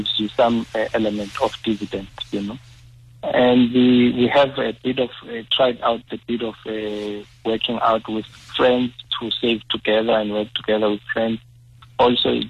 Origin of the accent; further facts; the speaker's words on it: Soweto, Gauteng, South Africa; growing up in Soweto